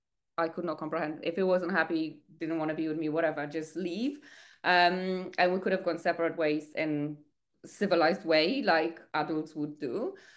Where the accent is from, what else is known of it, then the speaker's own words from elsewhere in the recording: Poland; English is a second language; now in United Kingdom; I moved to the UK from Poland. I didn't speak a word of English. I didn't know anyone.